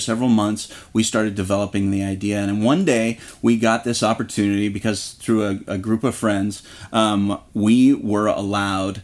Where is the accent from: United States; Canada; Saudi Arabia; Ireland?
United States; Orange County, California; I grew up in Orange County, down the street from Knott's Berry Farm and Disneyland